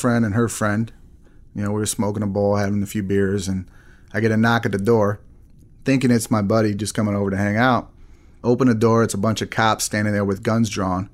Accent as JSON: {"language": "English", "region": "Texas", "country": "United States", "tie": "born or raised there", "also_born_or_lived": "Arizona / Wisconsin / Illinois", "moved": "as an adult", "said": "lived in Texas most of my life"}